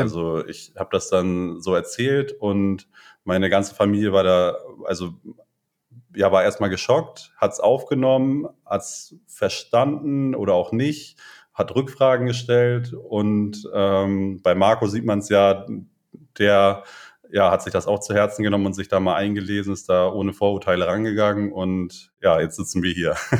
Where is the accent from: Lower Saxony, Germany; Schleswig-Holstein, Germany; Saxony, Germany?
Schleswig-Holstein, Germany; Lentföhrden; moved away as an adult; also born or lived in Brandenburg an der Havel / Witten; wir kommen beide aus dem hohen Norden, aus dem kleinen Dörfchen Lenförden mhm. im Kreis Segeberg